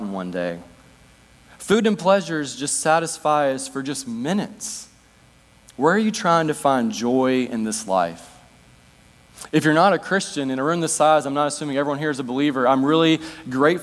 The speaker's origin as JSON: {"language": "English", "country": "United States", "tie": "born or raised there", "moved": "yes", "lives_now": "Northwest United States", "said": "I was baptized here, spent part of my childhood year"}